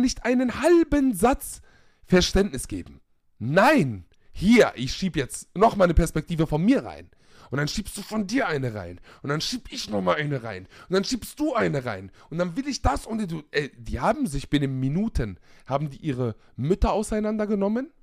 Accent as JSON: {"language": "German", "country": "Germany", "tie": "born or raised there", "said": "ich bin auch in Deutschland aufgewachsen"}